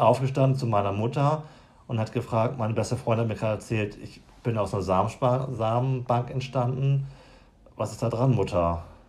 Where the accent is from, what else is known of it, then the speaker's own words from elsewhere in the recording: Lüneburg Heath, Lower Saxony, Germany; bin wieder aufgewachsen auf dem Dorf